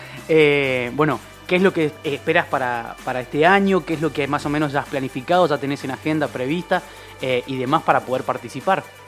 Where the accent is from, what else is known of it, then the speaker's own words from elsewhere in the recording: Argentina; somos muchos los argentinos